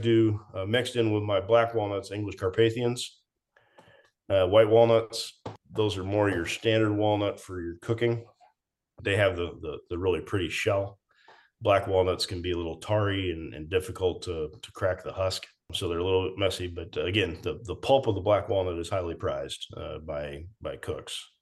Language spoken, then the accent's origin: English; Everett, Washington, United States; We grew up in in the uh, Everett, Washington area